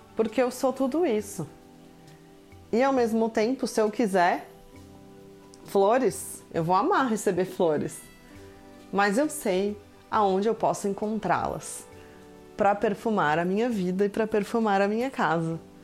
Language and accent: Portuguese; Brazil; moved away as an adult; faz exatamente dois meses que eu saí do Brasil